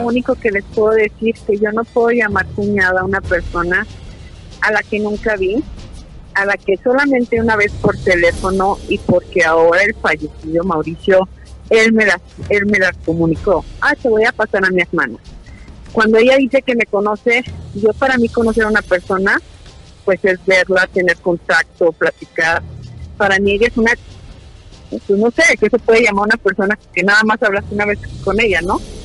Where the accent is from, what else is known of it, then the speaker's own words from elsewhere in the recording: Tepatitlán, Jalisco, Mexico; yo vengo de una familia de trabajo, de una familia luchadora reconocida aquí en Tepatitlán